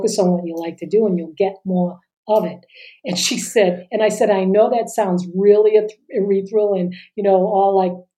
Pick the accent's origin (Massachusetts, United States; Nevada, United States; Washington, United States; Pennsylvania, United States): Massachusetts, United States; Boston; where I grew up in Boston